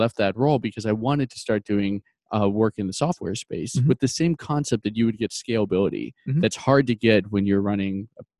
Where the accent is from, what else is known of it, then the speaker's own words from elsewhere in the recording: Shelbyville, Illinois, United States; my hometown, Shelbyville, Illinois